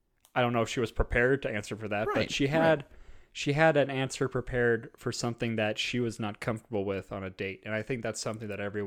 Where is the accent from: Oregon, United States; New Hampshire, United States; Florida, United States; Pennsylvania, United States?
Oregon, United States; I'm from Oregon.